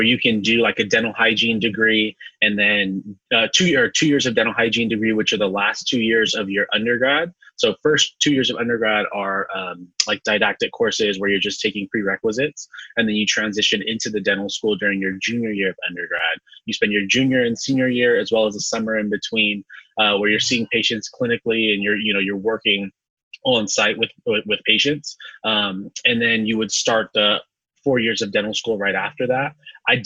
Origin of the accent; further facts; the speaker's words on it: San Francisco, California, United States; now in Los Angeles, United States; Born and raised in San Francisco, California.